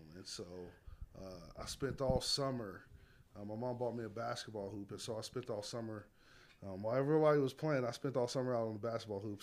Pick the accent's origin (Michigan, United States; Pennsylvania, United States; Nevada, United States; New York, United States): Nevada, United States; Las Vegas; born and raised in Las Vegas, Nevada